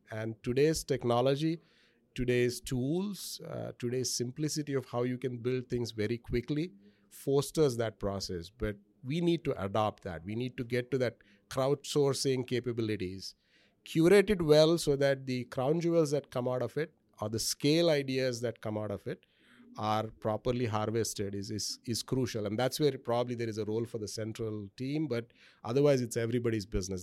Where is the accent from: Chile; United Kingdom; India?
India; moved away as an adult; now in United States; I grew up in India